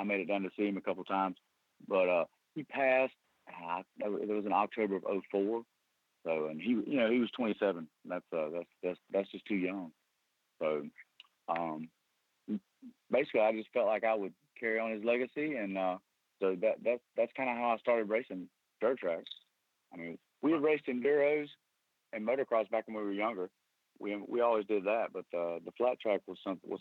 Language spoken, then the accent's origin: English; Easley, South Carolina, United States; I was born in Easley, South Carolina, right outside of Greenville